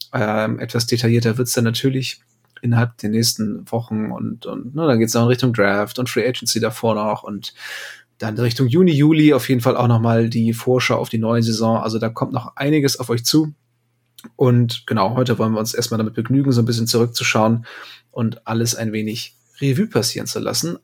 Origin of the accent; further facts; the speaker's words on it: Northern Germany, Germany; als Norddeutscher